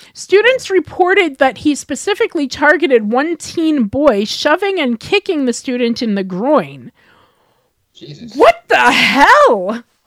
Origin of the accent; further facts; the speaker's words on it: Deer Park, New York, United States; also born or lived in Queens, New York City; now in Edmonton, Canada; I would consider Deer Park my hometown